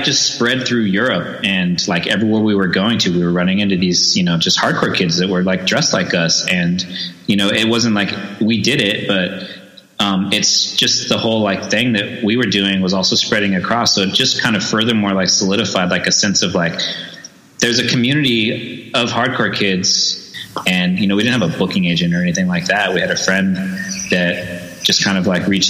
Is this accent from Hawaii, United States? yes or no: no; San Diego, California, United States; born and raised in San Diego